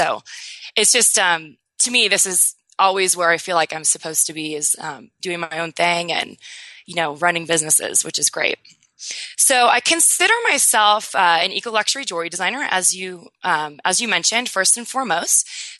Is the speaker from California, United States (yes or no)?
yes; Newport Beach, California, United States; now in New York City, United States; I'm a California native, so I can totally resonate with your San Diego lifestyle. So I grew up in Newport Beach, but I live in New York City now, which is quite different, but super fun.